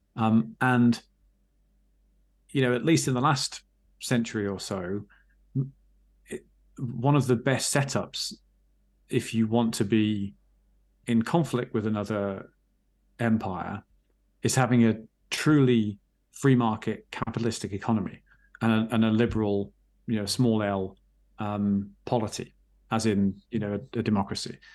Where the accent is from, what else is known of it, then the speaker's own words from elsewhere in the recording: England, United Kingdom; I'm English, as you can hear, um, at, at least by passport